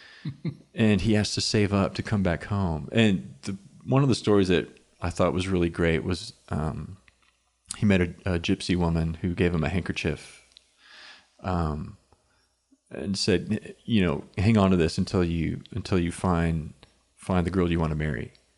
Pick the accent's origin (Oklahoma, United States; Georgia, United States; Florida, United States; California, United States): Oklahoma, United States; Inola; now in Norman, United States; I grew up in Inola, which is very close to Claremore